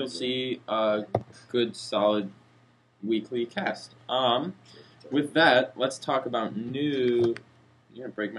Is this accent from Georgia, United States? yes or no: no; Minneapolis, Minnesota, United States; Oh no, they know I'm from Minneapolis. A lot of them know I'm from Minneapolis.